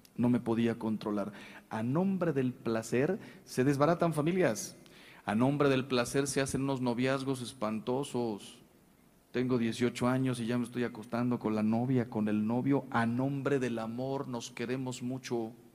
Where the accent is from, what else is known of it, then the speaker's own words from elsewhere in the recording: Mexico; se lo digo yo como mexicano